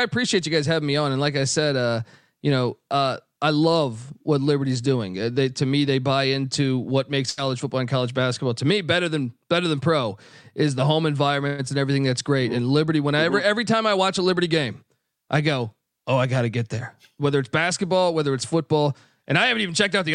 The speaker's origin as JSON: {"language": "English", "region": "Northern Virginia", "country": "United States", "tie": "born or raised there", "said": "I grew up in Northern Virginia"}